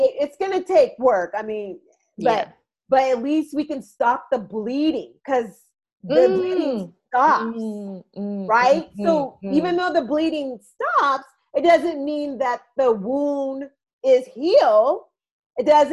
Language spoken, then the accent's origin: English; United States; growing up in America like I have